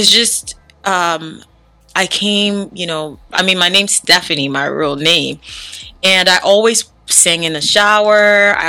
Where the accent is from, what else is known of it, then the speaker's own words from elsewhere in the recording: Bonsall, Northwest Region, Cameroon; born there; I'm Cameroonian. What part of Cameroon? Okay, good story. I was born in Bonsall, Cameroon. Bonsall, yeah. But my parents, my whole family is from Batibo.